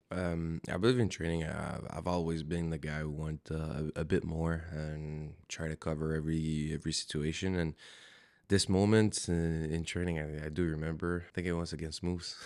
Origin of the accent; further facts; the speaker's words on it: Montreal, Quebec, Canada; moved away as an adult; I'm born and raised in Montreal